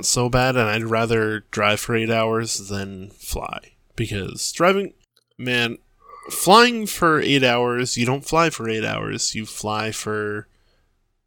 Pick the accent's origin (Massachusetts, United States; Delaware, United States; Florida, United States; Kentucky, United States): Massachusetts, United States; we're from Massachusetts